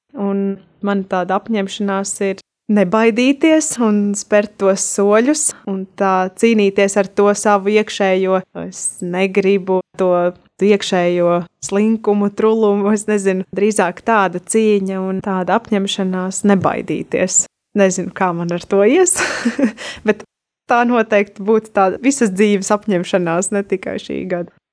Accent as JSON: {"language": "Latvian", "town": "Bruknas", "region": "Bauska Municipality", "country": "Latvia", "said": "es pati esmu no Brūknas"}